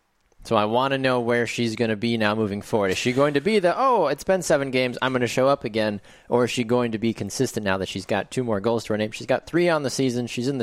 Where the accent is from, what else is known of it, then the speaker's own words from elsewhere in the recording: Wisconsin, United States; it's great to talk with a fellow Wisconsinite.